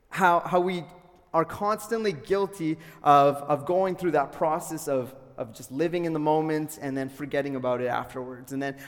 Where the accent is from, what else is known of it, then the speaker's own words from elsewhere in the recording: Calgary, Alberta, Canada; You can make the assumption I'm from Calgary.